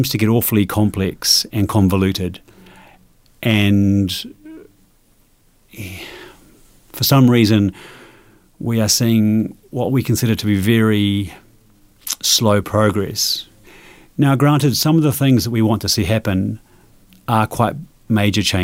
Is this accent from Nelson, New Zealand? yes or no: yes; Nelson, New Zealand; moved away; also born or lived in a big city up north (New Zealand); I grew up in Nelson as a kid, cycling everywhere